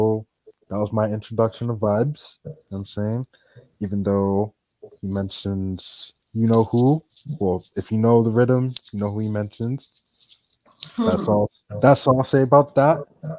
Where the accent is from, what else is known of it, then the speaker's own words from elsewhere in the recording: Jamaica; accent: Jamaican; now in United States; My fault. I'm too Americanized, man. My Jamaican accent is gone. I gotta go back home.